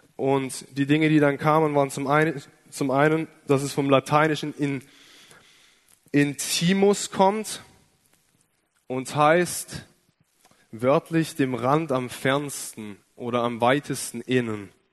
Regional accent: Ostfildern, Baden-Württemberg, Germany; Ich komme aus Ostfildern, bin ein echter Schwabe, bin in einem christlichen Elternhaus aufgewachsen

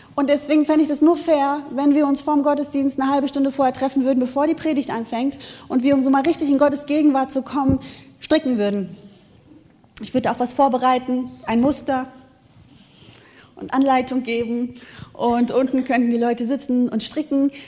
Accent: Wuppertal, North Rhine-Westphalia, Germany; ich komme aus Wuppertal, wir haben keine Natur

